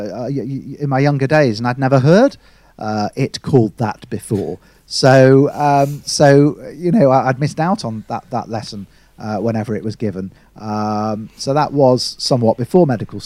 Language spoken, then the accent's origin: English; the other side of the Pennines, North West England, United Kingdom; moved away as an adult; also born or lived in Leeds; So I studied in Leeds, and although I was from the other side of the Pennines